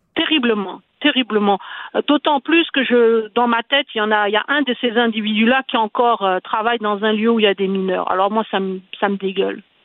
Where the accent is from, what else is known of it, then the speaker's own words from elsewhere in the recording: Quebec, Canada; chez nous au Québec